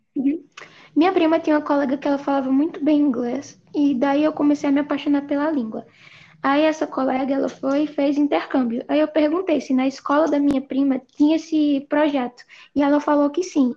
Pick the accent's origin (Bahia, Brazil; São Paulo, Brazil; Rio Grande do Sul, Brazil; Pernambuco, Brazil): Pernambuco, Brazil; Recife; eu sou de Recife, Pernambuco